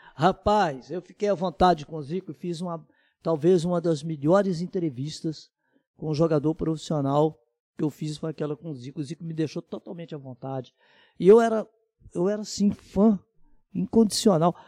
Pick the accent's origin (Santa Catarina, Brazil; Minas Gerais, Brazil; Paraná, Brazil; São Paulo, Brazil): Minas Gerais, Brazil; Tocantins; eu sou de Tocantins, mas é próximo de Ubá. Terra do Ari Barroso